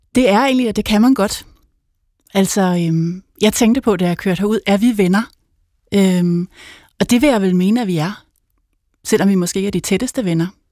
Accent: Helsinge, Capital Region of Denmark, Denmark; jeg kommer fra, øh, fra Helsinge, hvor jeg er vokset op

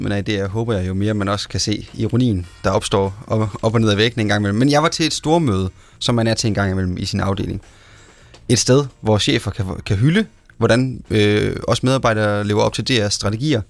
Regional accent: Central Jutland, Central Denmark Region, Denmark; jeg som midtjyde

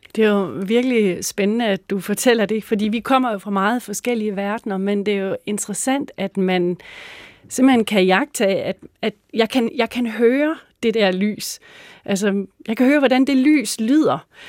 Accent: Mors, North Denmark Region, Denmark; Jeg voksede op på Mors

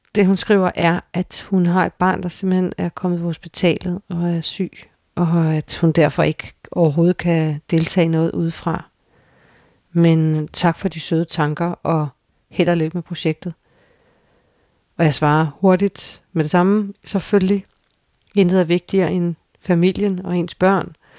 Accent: Frederiksberg, Capital Region of Denmark, Denmark; vores barndomskvarter og hen forbi mit barndomshjem, det gamle observatorium

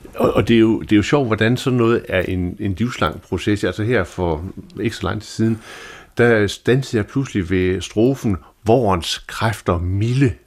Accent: Denmark; som jyde

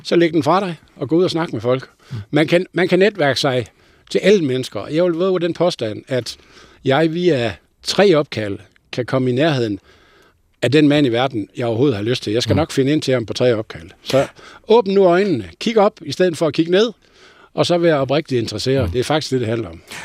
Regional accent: North Jutland, North Denmark Region, Denmark; jeg er jo nordjyde

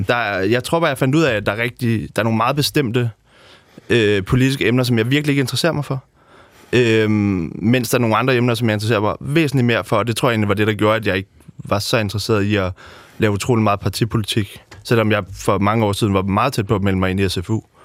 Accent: Amager, Capital Region of Denmark, Denmark; født og opvokset på Amager

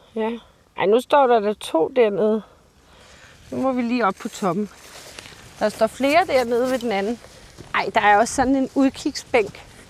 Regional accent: Bornholm, Capital Region of Denmark, Denmark; hjemme på Bornholm

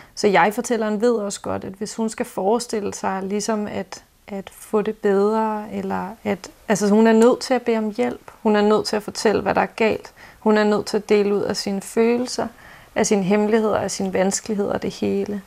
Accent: Copenhagen, Capital Region of Denmark, Denmark; also born or lived in Nørrebro, Copenhagen; Jeg er opvokset i Indre By i lejlighed

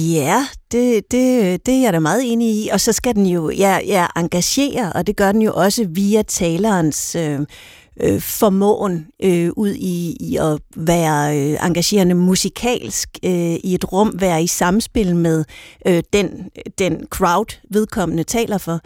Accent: Denmark

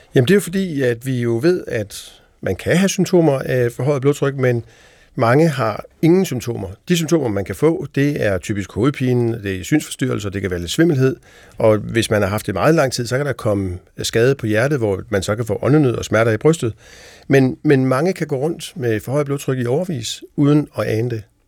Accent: Denmark; vi som danskere

